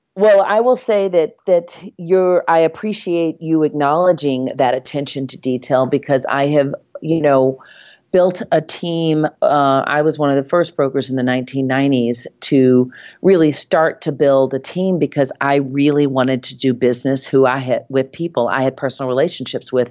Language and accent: English; Nashville, Tennessee, United States; accent: Southern; moved away as an adult; now in New York, United States; I moved to New York from Nashville, Tennessee.